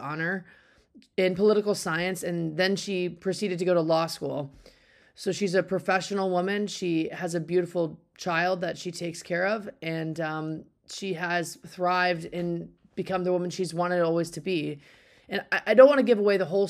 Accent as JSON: {"language": "English", "country": "Canada", "tie": "born or raised there", "moved": "yes", "lives_now": "Cary, United States", "said": "I was born in Canada and Cary is really where I live"}